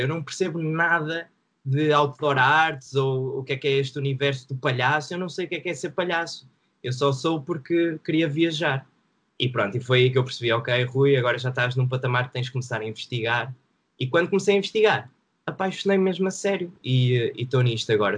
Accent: Santa Maria da Feira, Aveiro District, Portugal; also born or lived in Porto; now in Esmoriz, Portugal; vivo em Esmoriz neste momento, mas nasci em Santa Maria da Feira

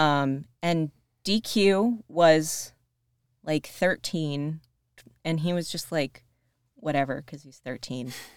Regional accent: Rochester, Buffalo area, New York, United States; moved away as an adult; also born or lived in Princeton, New Jersey; I'm from the Rochester, Buffalo area

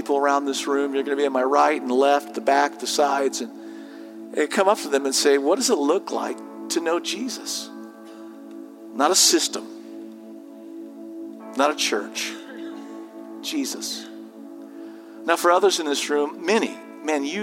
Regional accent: Southern California, United States; as a 17-year-old growing up in Southern California

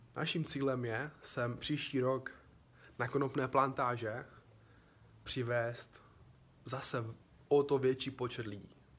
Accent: Czechia; všichni tři jsme z Česka

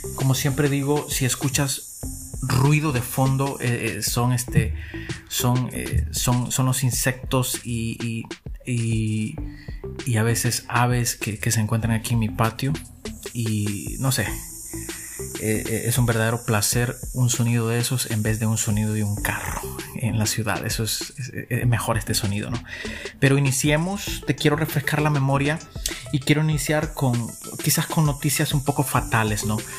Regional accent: El Salvador; como salvadoreños

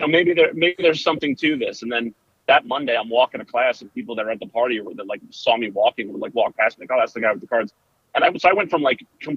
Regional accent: New Milford, New Jersey, United States; now in Bucks County, United States; we grew up in North Jersey

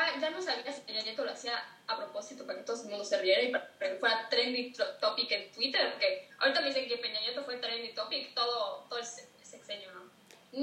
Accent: Yucatán, Mexico; soy de Yucatán, yo estoy muy al tanto de todas las, todos los mayas, sus creencias, porque me lo enseñaron desde chiquita.

